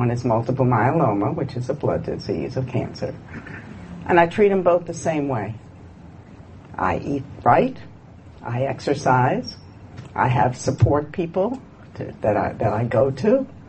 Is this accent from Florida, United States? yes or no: no; Virginia, United States; When I came from Virginia, and my father had two grocery stores.